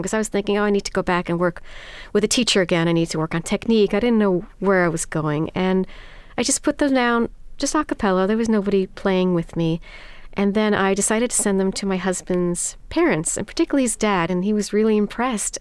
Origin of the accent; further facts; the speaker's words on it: New York City, New York, United States; I'm born and raised in New York City to parents of German and Dutch heritage